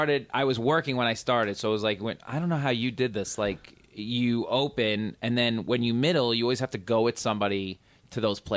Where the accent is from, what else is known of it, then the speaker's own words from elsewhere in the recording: New York, United States; I'm a New Yorker.